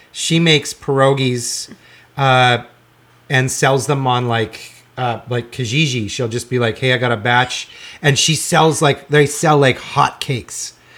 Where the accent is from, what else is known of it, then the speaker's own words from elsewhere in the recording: Regina, Saskatchewan, Canada; I grew up in Regina